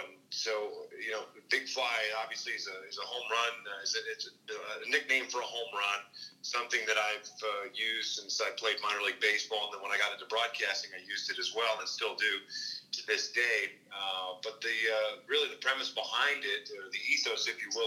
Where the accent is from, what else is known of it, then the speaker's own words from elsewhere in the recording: Kansas, United States; moved away; We grew up in Kansas